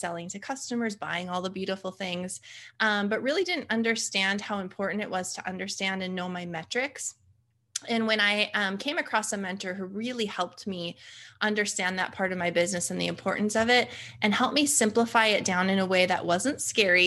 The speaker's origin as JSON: {"language": "English", "town": "Fargo", "region": "North Dakota", "country": "United States", "tie": "born or raised there", "said": "born and raised in Fargo, North Dakota, of all places."}